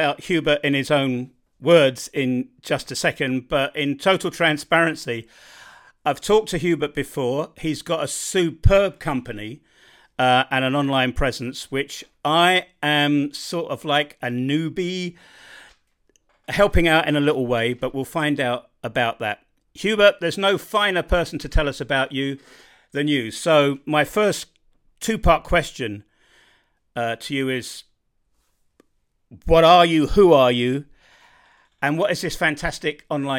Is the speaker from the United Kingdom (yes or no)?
yes; United Kingdom; I'm not very good with languages. I suppose I'm typically British.